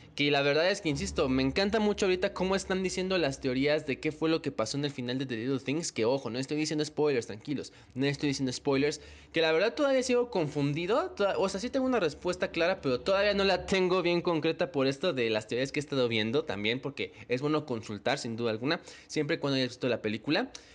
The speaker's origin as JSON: {"language": "Spanish", "country": "Mexico", "said": "en mi país, en México"}